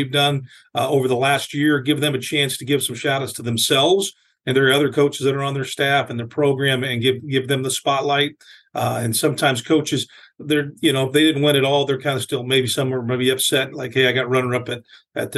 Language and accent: English; Lincoln, Nebraska, United States; now in Omaha, United States; I grew up in Lincoln, Nebraska, went to a big school